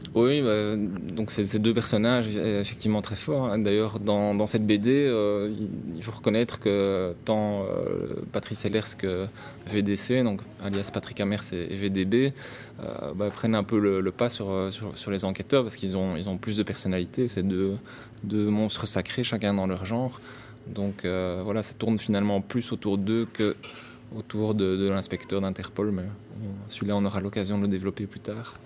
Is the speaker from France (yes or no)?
no; Brussels, Brussels-Capital Region, Belgium; comme je suis bruxellois